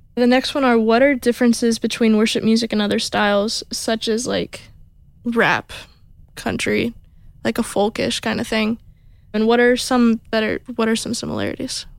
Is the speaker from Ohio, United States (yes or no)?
yes; Toledo, Ohio, United States; moved away; I'm from up north by Toledo